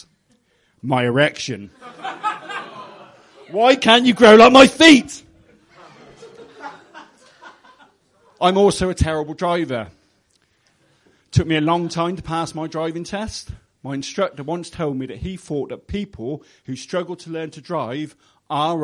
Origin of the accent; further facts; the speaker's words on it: Gloucester, South West England, United Kingdom; I'm from Gloucester